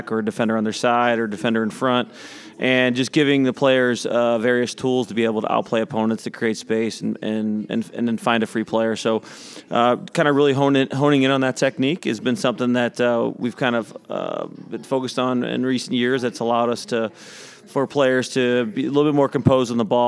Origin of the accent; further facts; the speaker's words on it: St. Louis, Missouri, United States; I've been born and raised in St. Louis my whole life.